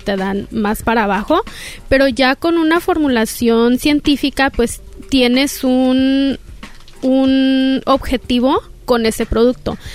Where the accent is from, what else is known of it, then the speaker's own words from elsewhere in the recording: Los Angeles, California, United States; Soy nacida y criada aquí en Los Ángeles, California, de padres mexicanos, Chihuahua y Jalisco